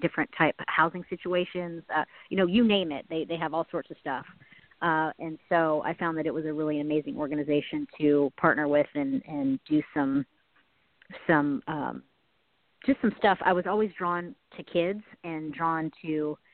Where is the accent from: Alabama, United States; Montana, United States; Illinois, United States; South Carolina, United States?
South Carolina, United States; Charleston; also born or lived in Los Angeles / New York; now in Nashville, United States; I'm from South Carolina, from Charleston, South Carolina.